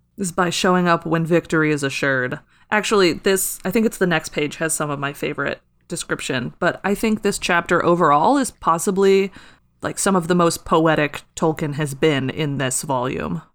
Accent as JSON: {"language": "English", "region": "Midwest", "country": "United States", "said": "I'm from the Midwest."}